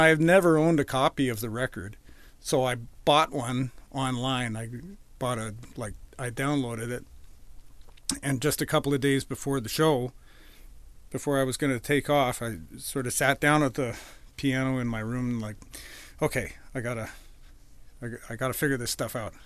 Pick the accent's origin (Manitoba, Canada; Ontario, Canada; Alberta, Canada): Alberta, Canada; Edmonton; moved away as an adult; also born or lived in Boston, Massachusetts; now in Vancouver, Canada; I grew up in Edmonton.